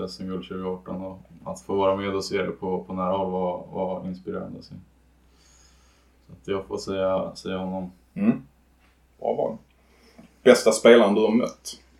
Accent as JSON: {"language": "Swedish", "town": "Danderyd", "region": "Stockholm County", "country": "Sweden", "tie": "born or raised there", "said": "Um, så jag är från Stockholm um, och har växt upp uh, tio minuter norr, från, norr om Stockholm i Danderyd."}